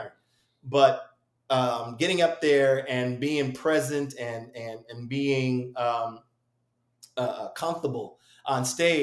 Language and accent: English; Springfield, Massachusetts, United States; I come from Springfield, Massachusetts.